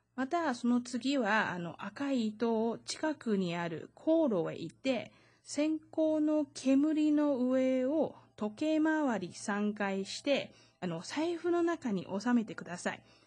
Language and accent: Japanese; Taiwan; 台湾生まれ、台湾育ち